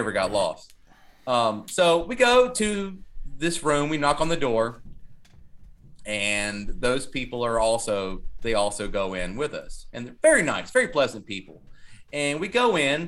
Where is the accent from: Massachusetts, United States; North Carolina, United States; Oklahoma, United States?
North Carolina, United States; Kernersville; also born or lived in Winston-Salem; I'm from Kernersville